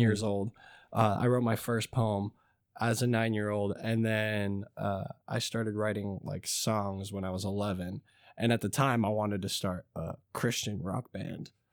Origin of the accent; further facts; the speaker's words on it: Kelso, Washington, United States; now in Vancouver, United States; I am a father from Vancouver, Washington. I'm actually technically from Kelso, Washington, but I do live in Vancouver